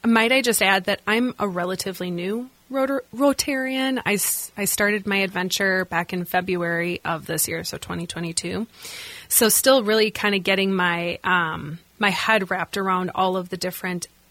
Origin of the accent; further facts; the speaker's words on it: La Crosse, Wisconsin, United States; now in Twin Cities, United States; I am formerly from La Crosse, Wisconsin, grew up there, born and raised